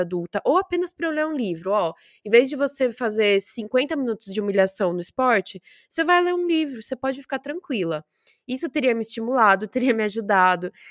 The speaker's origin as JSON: {"language": "Portuguese", "country": "Brazil", "moved": "as an adult", "said": "quando eu saí do Brasil"}